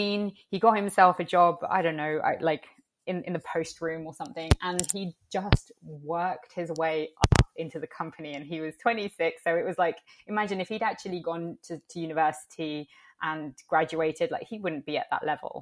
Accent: London, United Kingdom; also born or lived in Italy; growing up in the UK, there is not a lot of representation for, I guess, well, Indigenous peoples. There is a small Latinx community here in London, and I grew up in the Latinx community

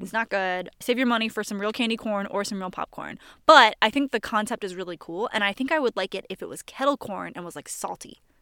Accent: Connecticut, United States; I'm from Connecticut

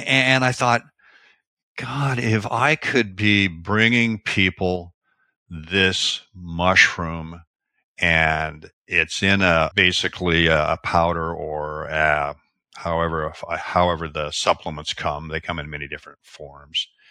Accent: Seattle, Washington, United States; I was born in the Pacific Northwest, Washington State, Seattle area

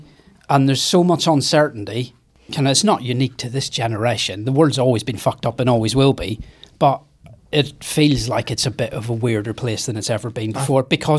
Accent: near Derry, Northern Ireland, United Kingdom; County Tyrone. It's nearer kind of to the area where I'm from.

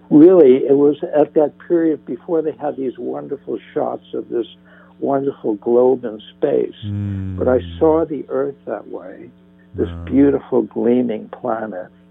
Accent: northern New Jersey, United States; now in Santa Monica, United States; I grew up in New Jersey

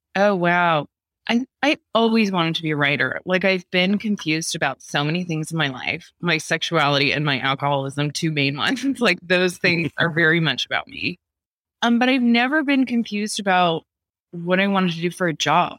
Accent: San Diego, California, United States; my hometown of La Jolla, California, which is in San Diego

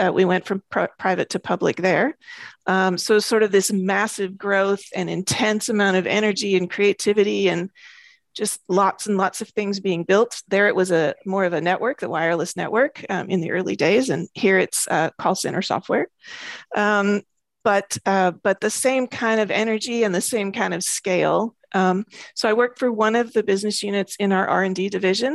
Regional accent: United States; moved away as an adult; also born or lived in Braga, Portugal; now in Portugal; I am an American, but I have been living in Portugal for about 3.5 years

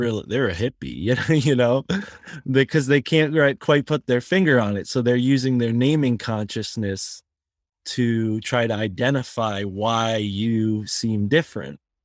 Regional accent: Connecticut, United States; I am born in Connecticut

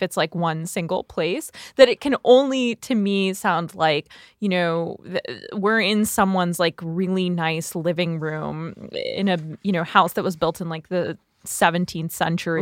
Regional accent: East Coast, United States; I grew up on the East Coast

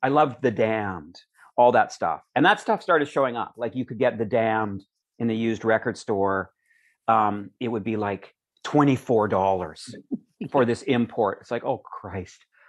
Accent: Calgary, Alberta, Canada; also born or lived in Edmonton; growing up in Calgary

